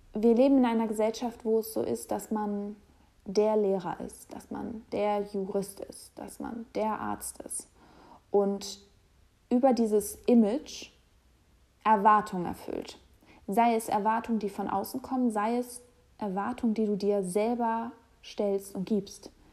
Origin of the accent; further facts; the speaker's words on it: Hamburg, Germany; moved away as an adult; now in Berlin, Germany; Ich lebe derzeit in Berlin, komme aber aus Hamburg und ähm, Hamburg ist meine Heimat